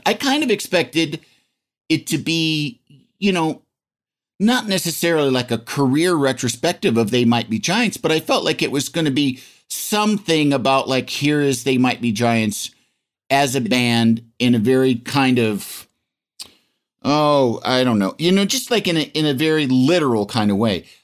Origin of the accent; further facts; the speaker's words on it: Yorkville, Illinois, United States; moved away; I was from Yorkville, Illinois, population, I don't know, like seventy-five hundred, I think, when I was there